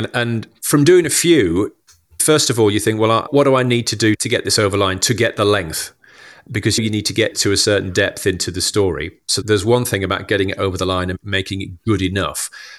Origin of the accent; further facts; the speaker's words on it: Huddersfield, Yorkshire and the Humber, United Kingdom; I'm from Huddersfield in West Yorkshire. My dad worked in local government